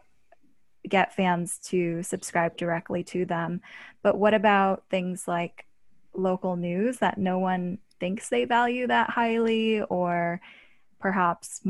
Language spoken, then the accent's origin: English; Pittsburgh, Pennsylvania, United States; I was interning at my hometown newspaper, the Pittsburgh